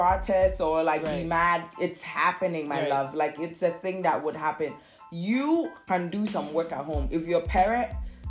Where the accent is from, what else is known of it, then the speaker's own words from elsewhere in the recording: Nzema area, near the Ivory Coast border, Western Region, Ghana; I'm from Sishi Nzema